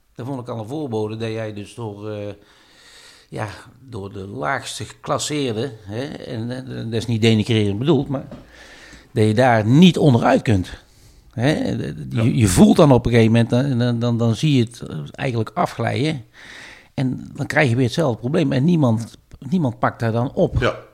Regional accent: Tilburg, North Brabant, Netherlands; een karakterjong uit, uit Tilburg. Ja. geboren in Broekhoven

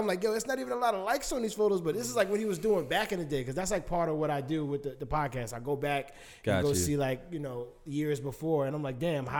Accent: New York, United States; we said you're from New York, I'm from New York.

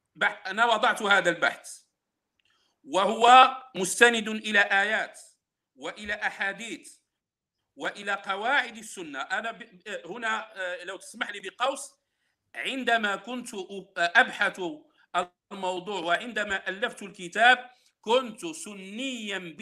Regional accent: Morocco; عندنا في المغرب

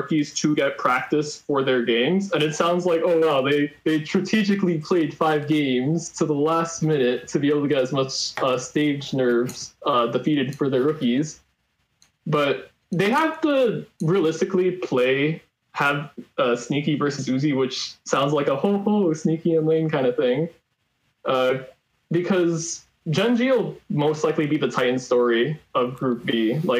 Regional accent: Staten Island, New York, United States; Yeah, I'm from the least bright part of New York. I'm actually from Staten Island, so I kind of explained some of that nuclear takes.

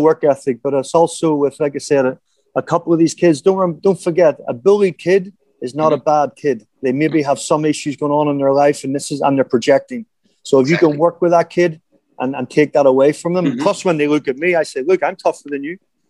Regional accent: Ireland; now in Thailand; you growing up in South Africa, me growing up in Ireland, we used to pick a ball for 3 hours a day.

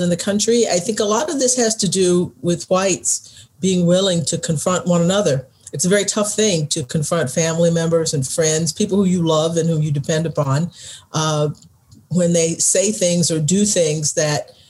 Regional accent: Texas, United States; my home state, Texas

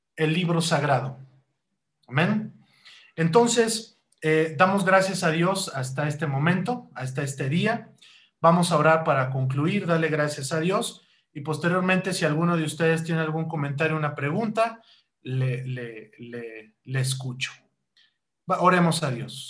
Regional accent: Mexico; nosotros como cristianos y como mexicanos

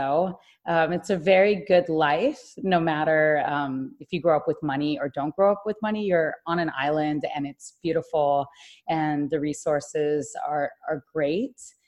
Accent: Hawaii, United States; there were two of us born and raised in Hawaii

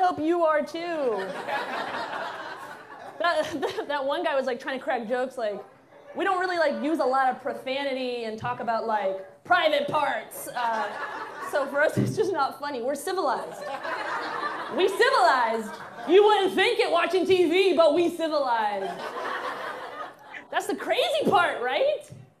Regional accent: Alabama, United States; I had to be. I had to be. I grew up in Alabama.

